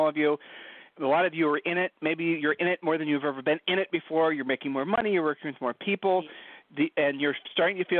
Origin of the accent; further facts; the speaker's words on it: Ohio, United States; We're from Ohio